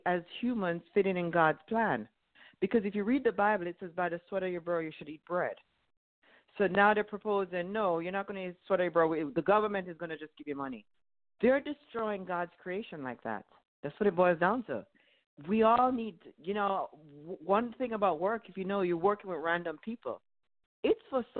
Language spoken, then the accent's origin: English; Jamaica; moved away as an adult; now in United States; I grew up in Jamaica